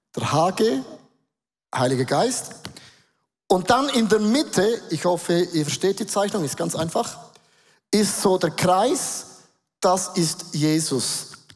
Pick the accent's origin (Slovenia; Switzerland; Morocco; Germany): Switzerland; accent: Swiss German; first language Swiss German; Dann werden wir nächste Woche auf Schweizerdeutsch umstellen. Das ist meine Muttersprache